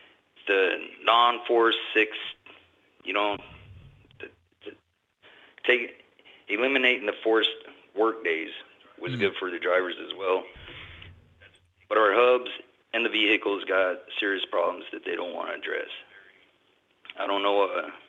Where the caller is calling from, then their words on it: Dallas, Texas, United States; I'm calling from Texas, Dallas, Texas, out of local 767.